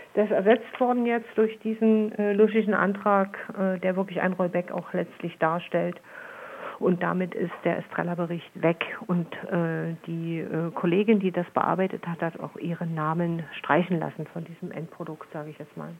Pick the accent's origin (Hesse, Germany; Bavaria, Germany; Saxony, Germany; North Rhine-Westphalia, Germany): Saxony, Germany; bei uns in Sachsen